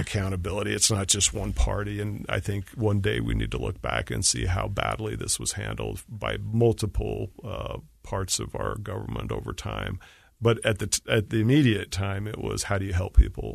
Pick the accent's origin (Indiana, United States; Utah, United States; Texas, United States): Utah, United States; moved away as an adult; I wanted to get back west. I missed Utah. I'm from Utah.